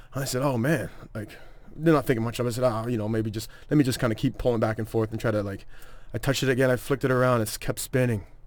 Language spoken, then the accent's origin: English; Toronto, Ontario, Canada; I am from Toronto